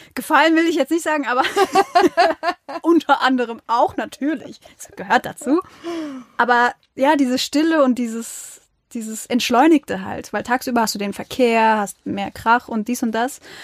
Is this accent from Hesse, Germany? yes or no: no; Mainz, Rhineland-Palatinate, Germany; wir Mainzer